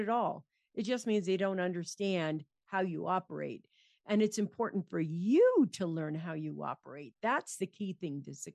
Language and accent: English; San Francisco, California, United States; I grew up in San Francisco in California